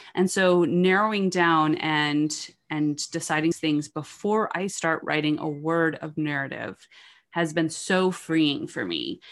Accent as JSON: {"language": "English", "region": "New York", "country": "United States", "tie": "born or raised there", "said": "I was raised in New York."}